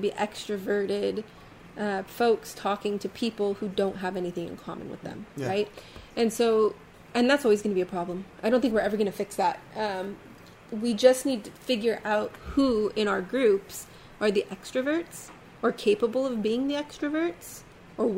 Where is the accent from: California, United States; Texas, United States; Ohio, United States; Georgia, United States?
California, United States; San Diego; growing up in San Diego, on the coast, mind you, 2 miles from the beach